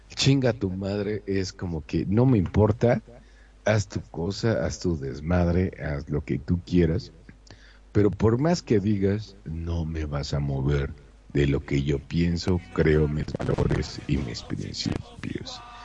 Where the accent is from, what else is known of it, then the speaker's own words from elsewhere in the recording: Monterrey, Nuevo León, Mexico; como mexicano de Monterrey, Nuevo León